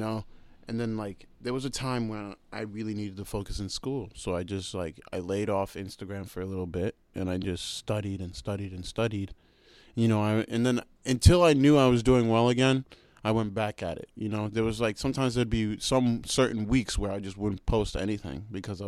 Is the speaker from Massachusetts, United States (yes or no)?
yes; Waltham, Massachusetts, United States; accent: American; also born or lived in Uganda; I came back to my hometown, Waltham